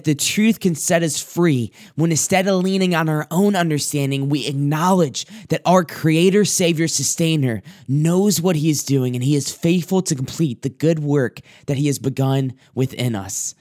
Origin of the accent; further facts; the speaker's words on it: South Carolina, United States; moved away; where I grew up and different places that are just very beautiful in my hometown, my home area. And I thought about this one place that, as of the last trip that I took down to South Carolina